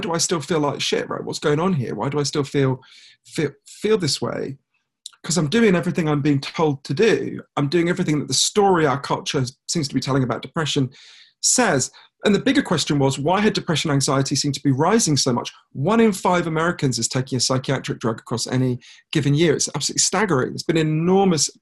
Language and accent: English; United Kingdom; I'm a British journalist